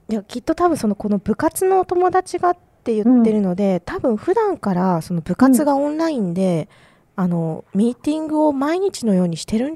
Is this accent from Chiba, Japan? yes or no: no; Hokkaido, Japan; 私、北海道出身なんですけど